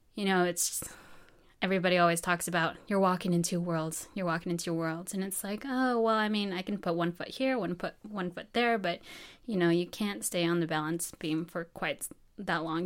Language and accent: English; Farmington, New Mexico, United States; moved away as an adult; I'm from Farmington, New Mexico, born and raised there.